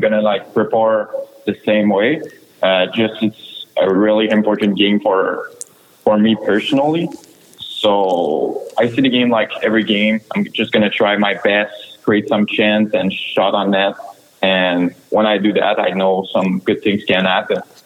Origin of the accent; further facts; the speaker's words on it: Quebec, Canada; English is a second language; moved away; I'm from Quebec